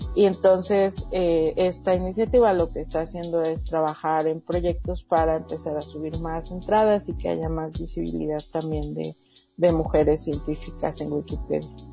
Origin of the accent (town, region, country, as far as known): Mexico